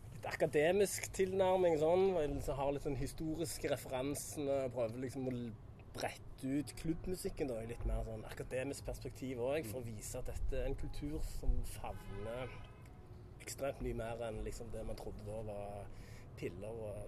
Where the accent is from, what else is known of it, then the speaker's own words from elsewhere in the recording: Randaberg, Rogaland, Norway; moved away as an adult; also born or lived in Ålesund; now in New York, United States; Randaberg, det er jo der jeg kommer fra